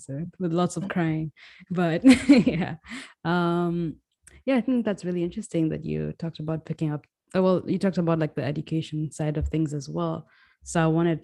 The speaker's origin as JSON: {"language": "English", "country": "Kenya", "moved": "yes", "lives_now": "United States", "said": "I'm Kenyan too. Why am I saying it like I'm not American. I'm an immigrant. Yeah, I'm Kenyan"}